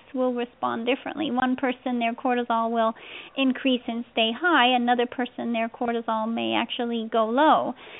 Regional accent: the Northwest, Pacific Northwest, United States; I'm from the West Coast originally. I grew up in the Northwest.

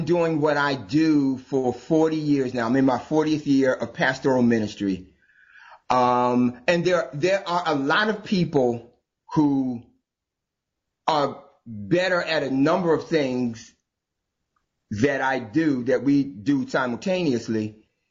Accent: New Jersey, United States; I'm from New Jersey, born and raised.

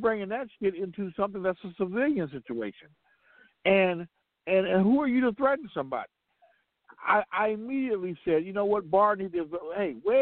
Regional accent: Compton, California, United States; I'm from Compton

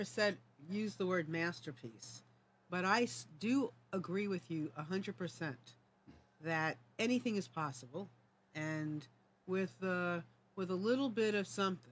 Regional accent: New York, United States; moved away; I'm from New York

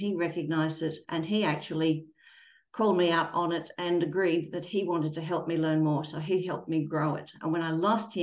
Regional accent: Australia

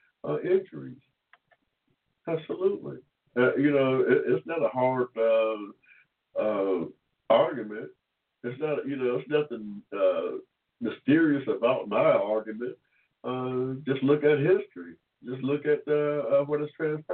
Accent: Georgia, United States; was born here in Georgia in 1945 without 14th Amendment protection

